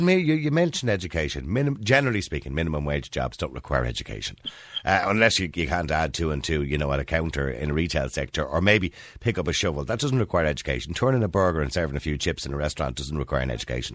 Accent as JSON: {"language": "English", "town": "Dublin", "region": "Leinster", "country": "Ireland", "said": "I was from Edenmore"}